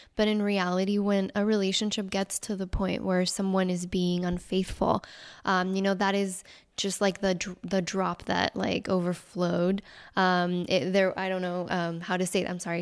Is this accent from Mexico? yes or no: yes; Mexico; moved away; I was actually born and raised in Mexico